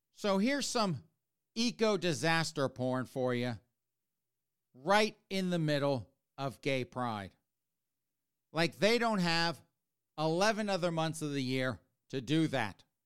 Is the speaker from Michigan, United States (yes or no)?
no; South Carolina, United States; born or raised there; also born or lived in New Jersey / Maryland; now in Massachusetts, United States